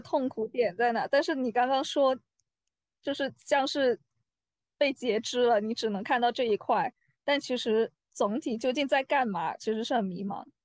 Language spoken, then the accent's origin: Chinese; China; moved away; 我觉得我们中国人可能有时候就是非常执着的